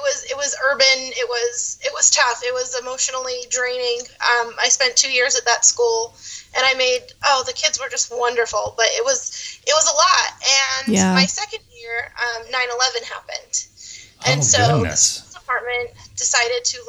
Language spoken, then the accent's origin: English; Dartmouth, Massachusetts, United States; moved away as an adult; now in Florida, United States; I was born and raised in Dartmouth, Massachusetts, a little town on the south coast between Providence, Rhode Island, and Cape Cod. I lived there for 24 years before I moved